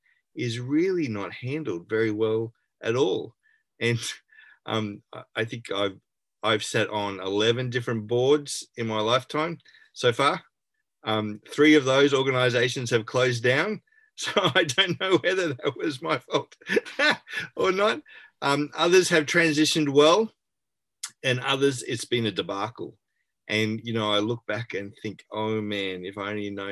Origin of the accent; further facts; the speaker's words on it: Brisbane, Queensland, Australia; born and bred in Brisbane, so still here